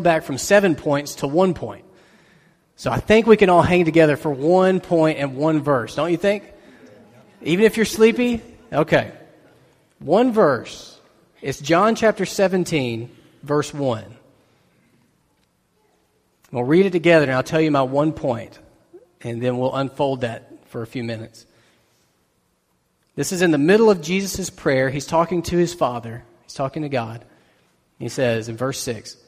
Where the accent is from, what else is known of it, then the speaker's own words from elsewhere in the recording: United States; us as Americans, as American Christians especially